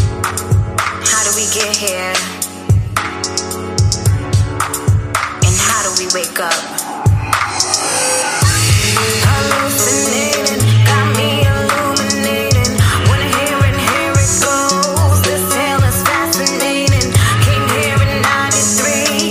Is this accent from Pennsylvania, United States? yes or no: yes; Philadelphia, Pennsylvania, United States; growing up in Philadelphia